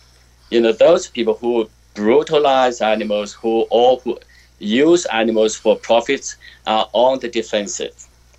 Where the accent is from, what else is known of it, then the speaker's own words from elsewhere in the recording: China; moved away; I grew up in China when Mao Zedong was the leader.